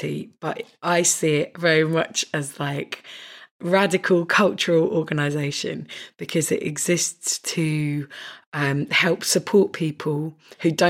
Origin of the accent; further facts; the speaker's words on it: North Kent, South East England, United Kingdom; we're both from North Kent